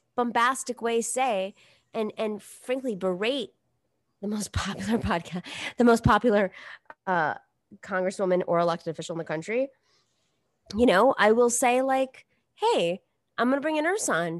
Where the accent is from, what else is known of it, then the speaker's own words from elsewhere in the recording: New York, United States; I grew up in New York. I, like, w, straight up grew up in New York. Like, I'm a New Yorker